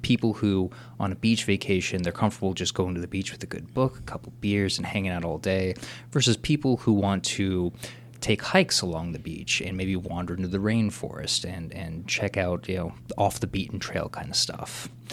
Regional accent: Cincinnati, Ohio, United States; growing up in Mount Washington

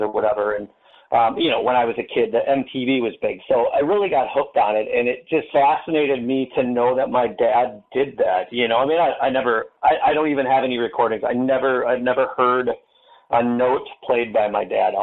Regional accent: Menominee, Michigan, United States; moved away as an adult; now in Fox Valley, Wisconsin, United States; I grew up in Menominee, Michigan

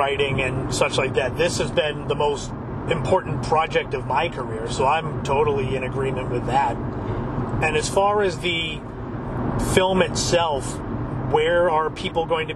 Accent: Cape Cod, Massachusetts, United States; growing up on Cape Cod

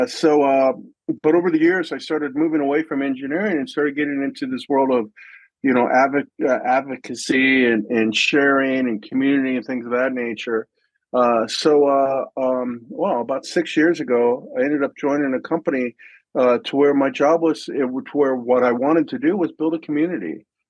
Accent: United States; now in Germany; I'm American in Germany

